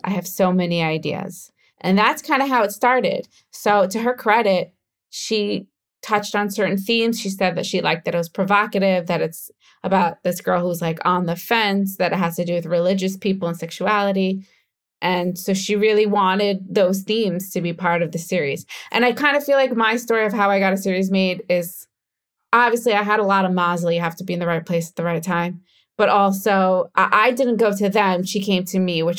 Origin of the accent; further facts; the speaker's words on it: United States; accent: American; now in Israel; I still sound American when I speak Hebrew